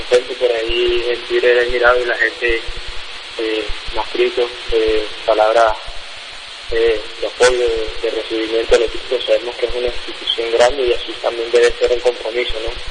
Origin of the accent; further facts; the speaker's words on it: Santa Marta, Magdalena, Colombia; moved away as an adult; also born or lived in Bogotá / Uruguay / Huila; soy Santa Marta, eh, tengo 24 años